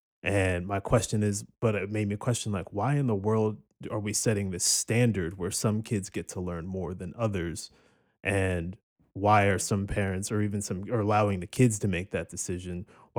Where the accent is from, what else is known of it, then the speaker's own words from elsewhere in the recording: Cherry Hill, New Jersey, United States; I'm from Cherry Hill, New Jersey.